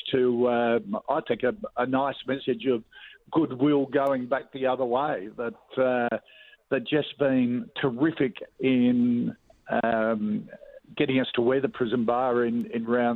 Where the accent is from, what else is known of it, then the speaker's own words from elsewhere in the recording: Adelaide, South Australia, Australia; growing up in Adelaide, a Port Adelaide supporter